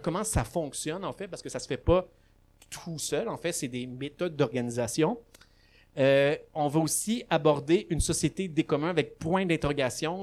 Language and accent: French; Laval, Quebec, Canada; also born or lived in Gatineau; now in Montreal, Canada; je suis né à Laval, j'habite à Montréal